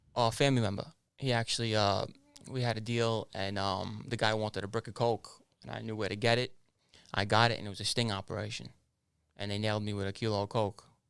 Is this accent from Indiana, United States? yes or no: no; New York City, New York, United States; also born or lived in Canarsie, Brooklyn / Ozone Park, Queens / Howard Beach, Queens; I was born in Canarsie, Brooklyn. Uh, I moved out of Canarsie when I was about eight to ten years old. I moved over to Oslum Park, Queens, and then over to Howard Beach, Queens